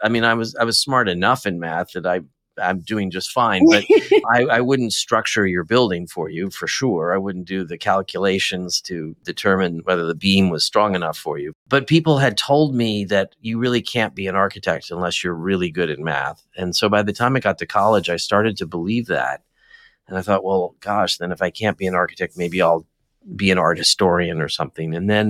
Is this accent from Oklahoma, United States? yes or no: no; New Jersey, United States; also born or lived in Midwest / Southern California; I was born in the Midwest, but my dad worked on Wall Street and we lived out on a farm in New Jersey.